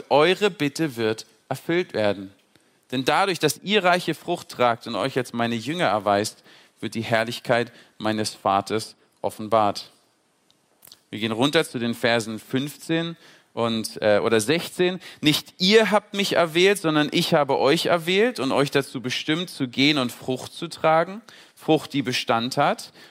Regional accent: Berlin, Germany; moved away as an adult; Ich bin mit 19 Jahren äh, von Berlin, ich komme aus Berlin ursprünglich, bin ich äh, auf die Logos Hope äh, geflogen, nach Trinidad und Tobago damals

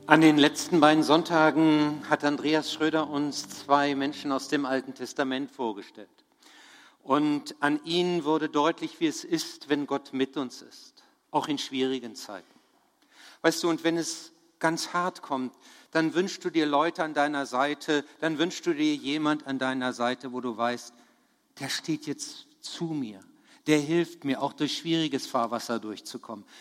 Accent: Bad Harzburg, Lower Saxony, Germany; Ich komme aus Bad Harzburg

